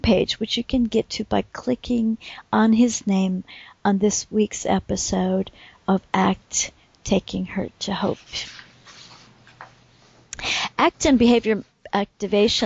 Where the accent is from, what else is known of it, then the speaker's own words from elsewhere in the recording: Vermont, United States; moved away as an adult; now in Scandinavia; you and I grew up in Vermont